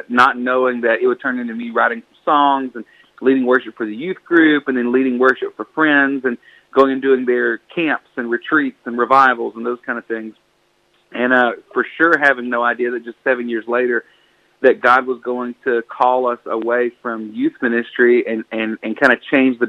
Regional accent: Buna, Texas, United States; became a youth minister at a small church here in my hometown of Buna, Texas

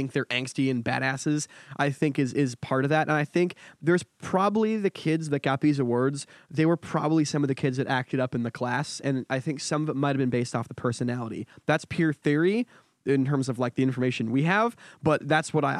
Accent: Connecticut, United States; I'm from Connecticut

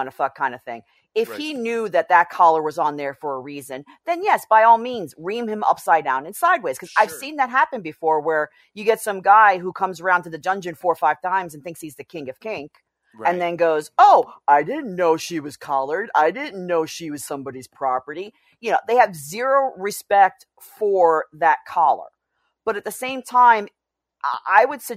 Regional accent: New York City, New York, United States; I grew up in New York City

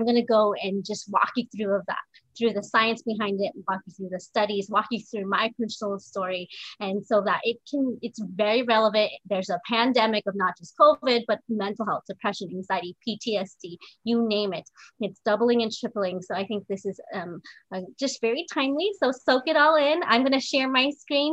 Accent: Southern California, United States; moved away as an adult; also born or lived in Chicago; I was born and raised in Southern California

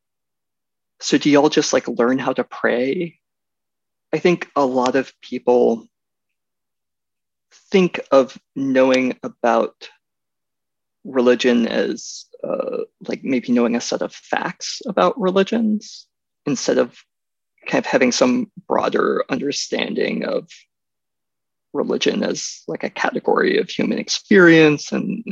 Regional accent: Athens, Georgia, United States; now in Washington, D.C., United States; I grew up Catholic in the South, in the Bible Belt in Athens, Georgia

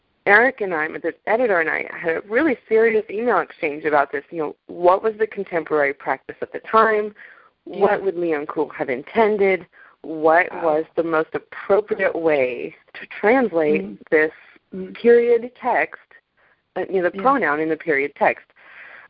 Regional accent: near Colonial Williamsburg, Virginia, United States; I grew up near Colonial Williamsburg

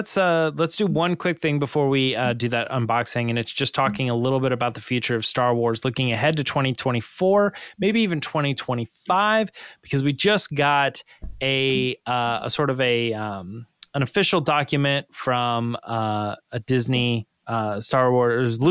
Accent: Scotland, United Kingdom; I'm from Scotland.

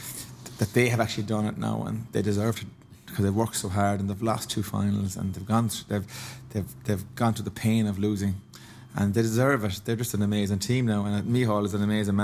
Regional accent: Clarenbridge, Connacht, Ireland; I'm from Clarenbridge and there's no hurling, there's no football there

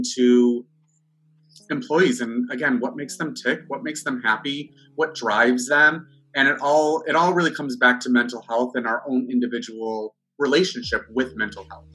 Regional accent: Buffalo, New York, United States; moved away as an adult; I was born and raised in Buffalo, New York.

